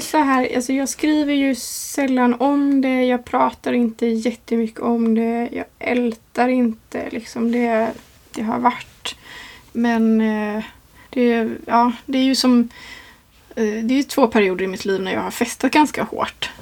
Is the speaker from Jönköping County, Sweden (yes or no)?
yes; Gränna, Jönköping County, Sweden; moved away as an adult; also born or lived in London; jag ville bort från, från Gränna där jag är uppvuxen.